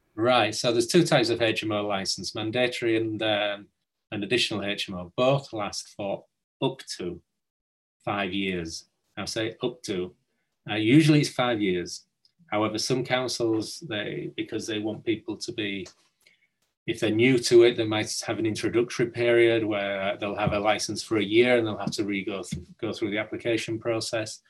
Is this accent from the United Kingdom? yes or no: yes; Hull, Yorkshire and the Humber, United Kingdom; I'm from from Hull. Um, grew up near Hull